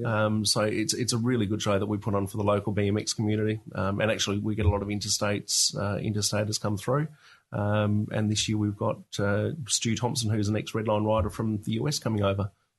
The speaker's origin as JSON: {"language": "English", "country": "Australia", "tie": "born or raised there", "said": "I grew up around Australian colonial furniture and also dad collecting traction engines and stationary engines at the time."}